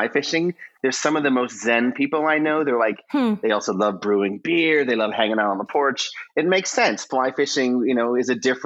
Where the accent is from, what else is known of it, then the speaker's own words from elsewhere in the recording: the South, United States; I'm from the South